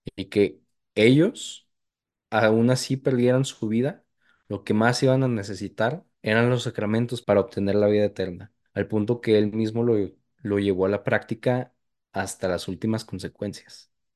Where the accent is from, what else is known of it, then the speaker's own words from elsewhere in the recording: Chihuahua, Mexico; now in El Paso, United States; en mi estado natal, no en mi ciudad natal, pero sí en mi, en mi estado natal